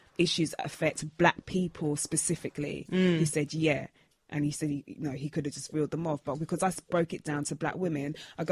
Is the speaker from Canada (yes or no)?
no; London, United Kingdom; I'm from Brixton, from the ends